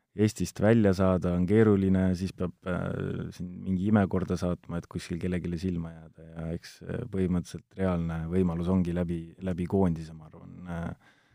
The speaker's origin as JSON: {"language": "Estonian", "town": "Ilmatsalu", "region": "Tartu County", "country": "Estonia", "tie": "born or raised there", "said": "tegelikult olen maapoiss Tartu lähistelt Ilmatsalust, aga jah, kolisin ma arvan, see oli kolmteist, olin vana, siis kolisin linna."}